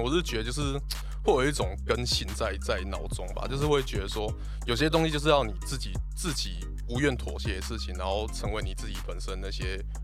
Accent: Pingtung County, Taiwan; moved away as an adult; now in Kaohsiung, Taiwan; 我本身是屏东人啊

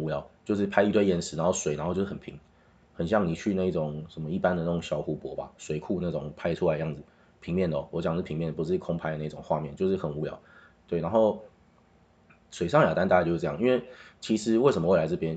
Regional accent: Taiwan; 因为我是台湾人

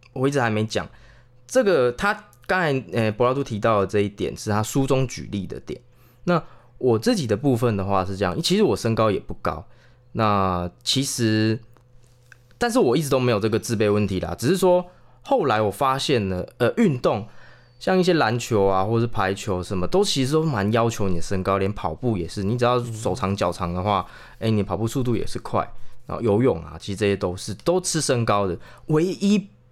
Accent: Chiayi, Taiwan; 嘉义还是可以，因为嘉义怎么说，还是算都市的啊

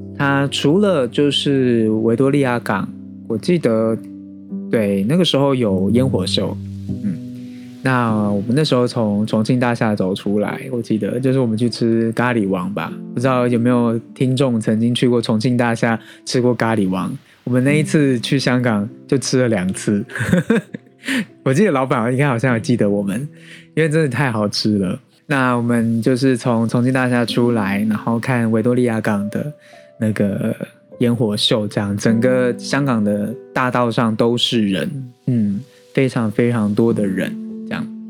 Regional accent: Taiwan; 我们台湾人

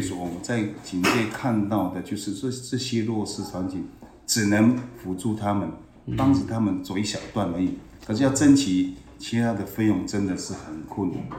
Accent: Shoufeng Township, Hualien County, Taiwan; 其实根本从小就住在我们。寿丰乡哦，我们部落这个族叫七卡川七角川一族

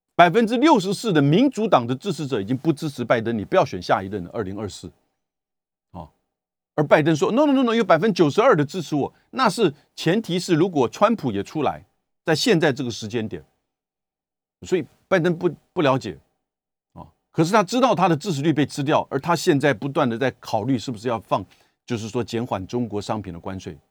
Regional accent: Taiwan; 跟我们台湾人一样

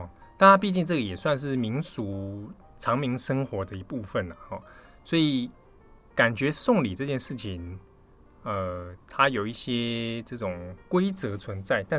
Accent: Taiwan; 我大喜欢台湾境，我是台湾人啊。我们过农历新年

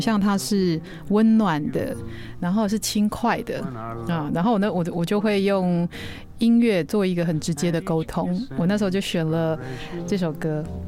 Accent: Taichung, Taiwan; 我就是台中人，吃水饺然后要加东泉

